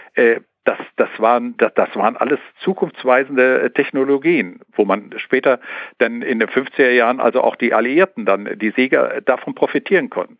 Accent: Sauerland, North Rhine-Westphalia, Germany; ich bin ja ein Sauerländer, ja. hier unten in Nordrhein-Westfalen

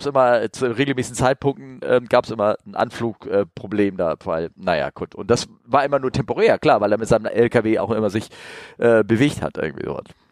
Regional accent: Hamburg, Germany; als Hamburger

